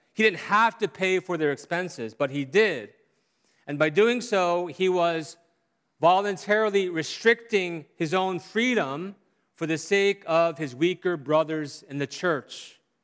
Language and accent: English; South Korea; growing up in Korea